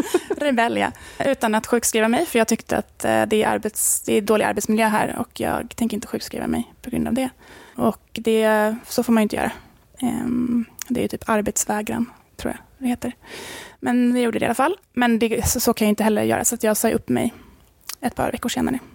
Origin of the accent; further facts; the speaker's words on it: Stockholm, Stockholm County, Sweden; moved away as an adult; now in Sollerön, Sweden; jag är från Stockholm och är uppvuxen där